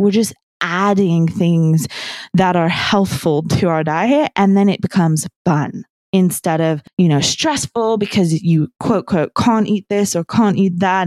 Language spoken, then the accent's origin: English; New Zealand; I grew up in New Zealand